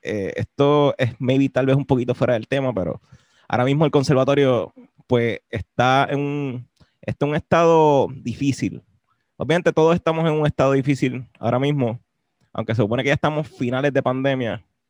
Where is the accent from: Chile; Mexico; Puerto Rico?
Puerto Rico; lo que somos nosotros ahora como puertorriqueños